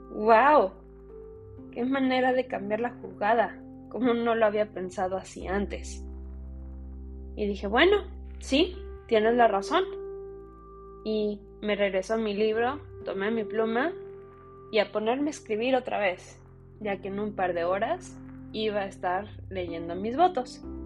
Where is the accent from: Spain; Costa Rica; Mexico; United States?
United States; Soy una mujer mexicana que nació y creció en los Estados Unidos